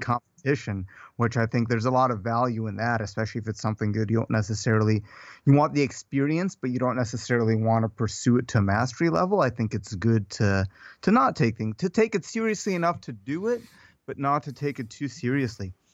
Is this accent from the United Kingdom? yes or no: no; Odesa, Odesa Oblast, Ukraine; born or raised there; now in United States